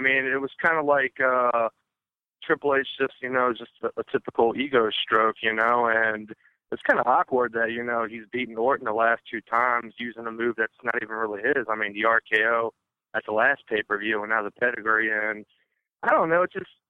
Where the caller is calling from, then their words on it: United States; I am calling from Maryland/Virginia.